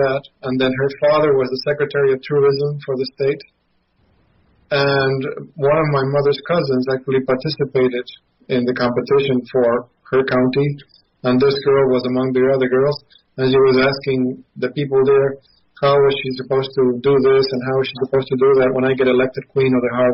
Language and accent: English; Mendoza, Argentina; now in United States; having grown up in Argentina